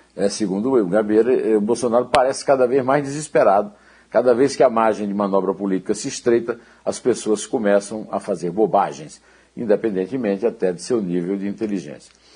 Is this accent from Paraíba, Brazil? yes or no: yes; Uiraúna, Paraíba, Brazil; Uiraúna, onde eu nasci, na Paraíba